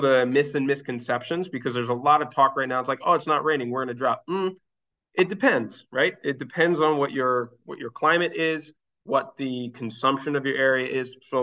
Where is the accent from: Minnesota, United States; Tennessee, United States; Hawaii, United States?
Minnesota, United States; moved away as an adult; now in Catalonia, Spain; the area that I used to live, where I grew up in Minnesota